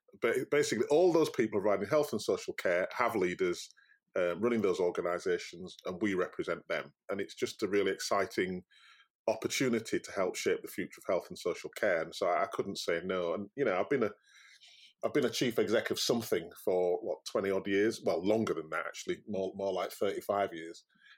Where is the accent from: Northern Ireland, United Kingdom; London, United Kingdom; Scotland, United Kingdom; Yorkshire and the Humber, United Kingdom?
Yorkshire and the Humber, United Kingdom; I'm very proud of being a Yorkshireman. I love Yorkshire, and I like Yorkshire people, and they are different.